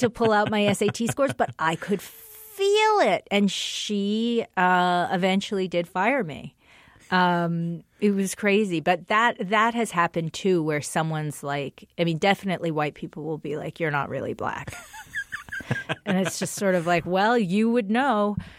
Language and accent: English; Englewood, New Jersey, United States; I was raised in Englewood, which is a town filled with black people and white people.